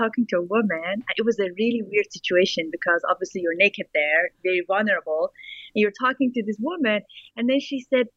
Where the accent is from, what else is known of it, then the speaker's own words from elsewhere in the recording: Iran; English is a second language; moved away; growing up in Iran post-revolution